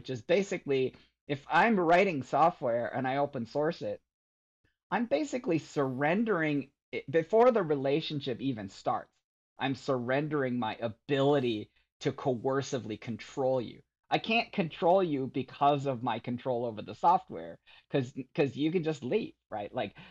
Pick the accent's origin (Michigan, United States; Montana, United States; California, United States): Michigan, United States; growing up in Michigan and, I really kind of retreated to my computer as just this very peaceful place